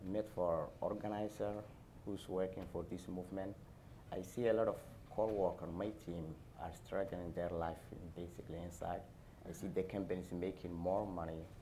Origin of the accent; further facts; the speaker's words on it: Somalia; English is a second language; also born or lived in Dallas, Texas; now in SeaTac, United States; I was born in Somalia. I came from Somalia in 2009. I started my career in 2009 in Dallas, Texas. I moved up in Washington, SeaTac in 2013.